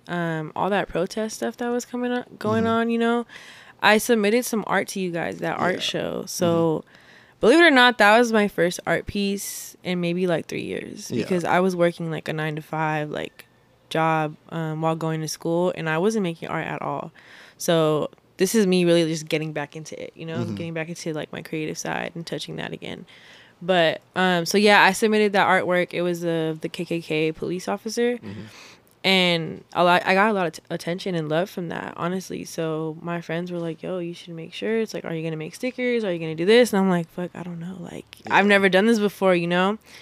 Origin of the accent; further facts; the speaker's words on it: Long Beach, California, United States; I'm an artist from Long Beach, California, born and raised